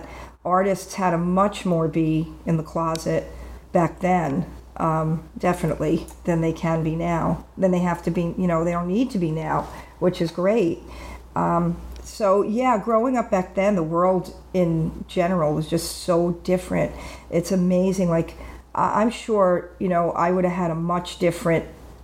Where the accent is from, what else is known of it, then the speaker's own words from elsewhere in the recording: Long Island, New York, United States; moved away; also born or lived in Florida; I grew up in New York on Long Island